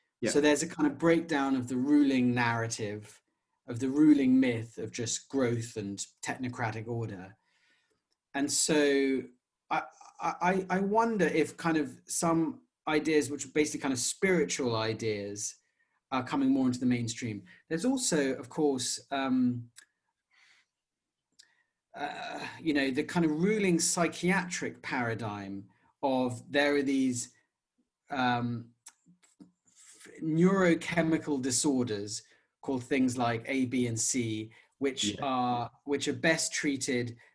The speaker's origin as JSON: {"language": "English", "country": "United Kingdom", "said": "in the UK, our mainstream culture is quite secular"}